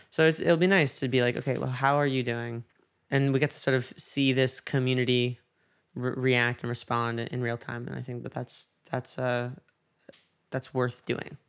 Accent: New York, United States; moved away; there was a case in my hometown

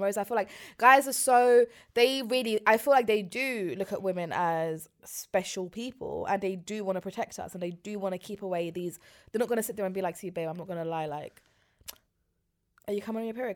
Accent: London, United Kingdom; I grew up in West London

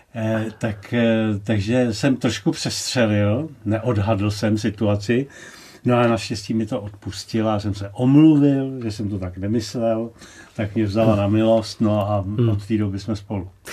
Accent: Rožmitál pod Třemšínem, Central Bohemian Region, Czechia; já jsem se narodil v Rožmitále pod Třemšínem a můj otec eh, tu rybovku zpíval tam v tom kostelíčku ve starém Rožmitále

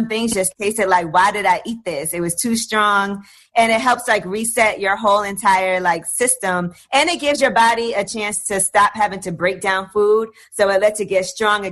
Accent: New York, United States; I'm from New York

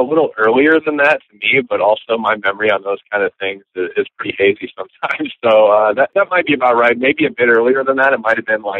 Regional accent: Marshalltown, Iowa, United States; I was born and raised in Marshalltown. So I was there from the time, you know, I was born there, and then I was there until I graduated high school.

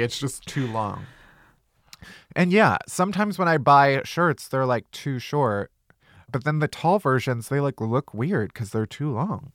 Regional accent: Midwest, United States; I'm also a Midwesterner

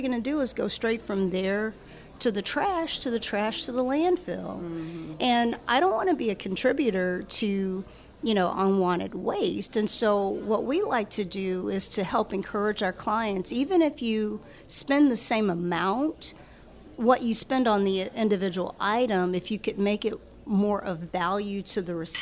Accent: Baton Rouge, Louisiana, United States; moved away as an adult; also born or lived in Chicago area; I was born and raised here

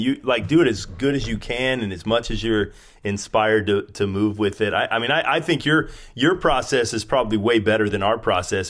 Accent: Spokane, Washington, United States; moved away as an adult; now in San Diego, United States; I was from Spokane, where you live, and I moved to San Diego

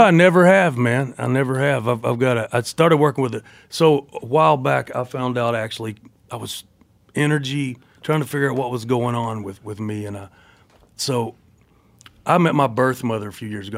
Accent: Cumberland Gap, Tennessee, United States; also born or lived in Knoxville, Tennessee; now in Nashville, United States; I was born in Knoxville, Tennessee. I grew up in a town called Cumberland Gap, population 400 or something. Uh, and then I live in Nashville.

